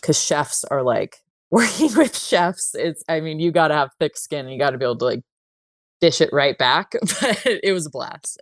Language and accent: English; San Jose, California, United States; moved away; I am from California, from the Bay Area, and I grew up in San Jose